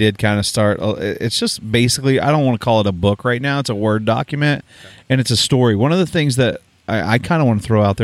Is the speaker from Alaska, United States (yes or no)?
no; Oklahoma, United States; growing up in Oklahoma